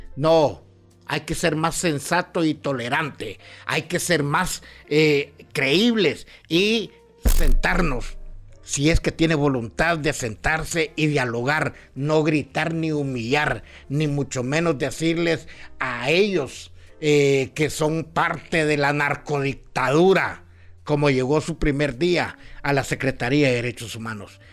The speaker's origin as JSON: {"language": "Spanish", "region": "Ocotepeque", "country": "Honduras", "tie": "born or raised there", "moved": "yes", "lives_now": "San Pedro Sula, Honduras", "said": "mi ciudad natal, Ocotepeque"}